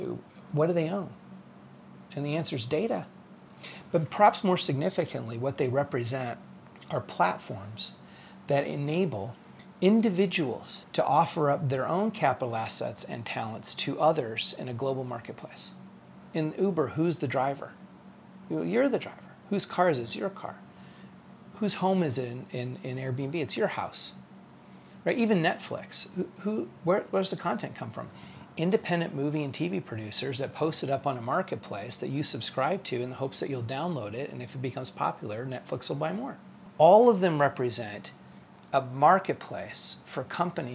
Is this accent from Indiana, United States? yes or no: yes; Fort Wayne, Indiana, United States; also born or lived in Cincinnati, Ohio / Columbus, Indiana / Detroit, Michigan; now in Indianapolis, United States; we moved to Fort Wayne, which is where I went to elementary school. We, for a short time, lived outside of Detroit, Michigan, which is where I started high school, but I finished it here at Lawrence North in Indianapolis.